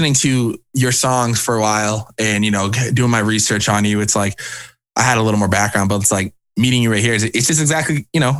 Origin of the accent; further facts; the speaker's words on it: Cape Cod, Massachusetts, United States; moved away as an adult; also born or lived in New Hampshire; now in Boston, United States; I'm from Cape Cod originally, which is like a little bit of like an hour and a half away from Boston